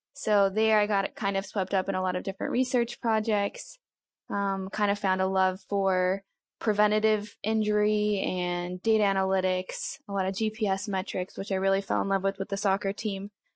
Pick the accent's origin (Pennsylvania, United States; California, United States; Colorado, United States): Colorado, United States; moved away as an adult; also born or lived in Fort Worth, Texas; originally I'm from Colorado